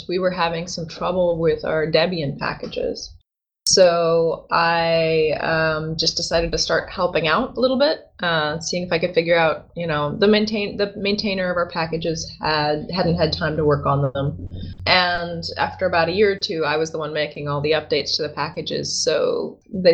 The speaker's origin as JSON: {"language": "English", "region": "Tennessee", "country": "United States", "tie": "born or raised there", "also_born_or_lived": "Africa", "moved": "as an adult", "said": "I was born in Tennessee"}